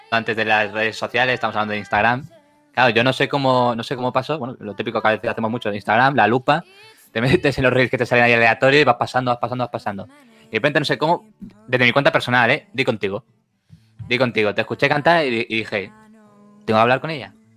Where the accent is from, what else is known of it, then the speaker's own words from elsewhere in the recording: Barcelona, Catalonia, Spain; somos de Barcelona